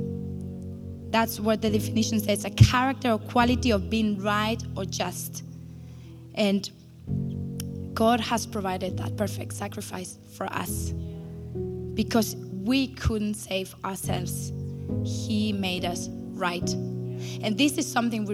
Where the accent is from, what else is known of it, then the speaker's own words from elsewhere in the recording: Spain; moved away as an adult; now in Berlin, Germany; I grew up in Spain